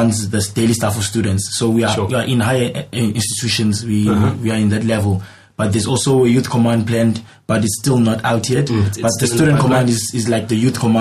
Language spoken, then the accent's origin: English; Cape Town, Western Cape, South Africa; I'm born and bred in Cape Town